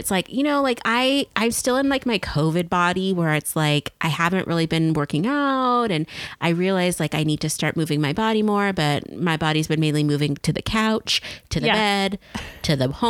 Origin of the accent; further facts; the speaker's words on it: Pacific Northwest, United States; I am from the Pacific Northwest.